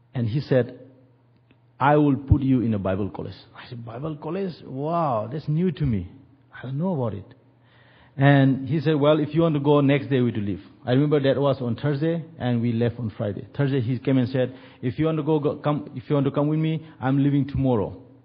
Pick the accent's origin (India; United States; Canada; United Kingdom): India; moved away; we are from India